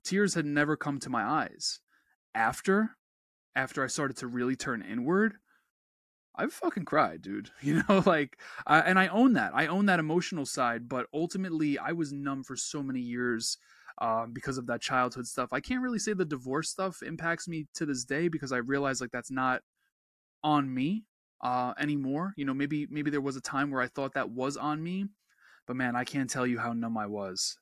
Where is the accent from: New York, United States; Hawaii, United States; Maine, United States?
New York, United States; I'm a New Yorker